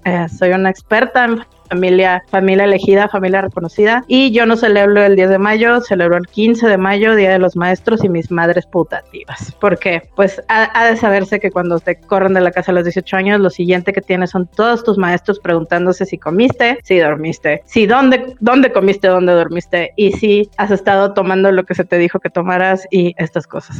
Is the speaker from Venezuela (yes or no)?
no; Monterrey, Nuevo León, Mexico; also born or lived in Rio Grande, Texas, United States; soy de Monterrey, nacida en el Río Grande, Texas.